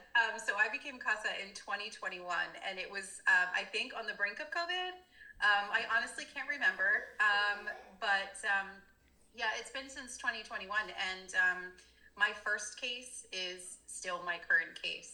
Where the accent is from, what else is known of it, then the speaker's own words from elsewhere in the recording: Dover, Delaware, United States; also born or lived in England; I was born in England. On a military base, yeah, and we were stationed in Dover. So I grew up in Dover-ish, a little bit further south.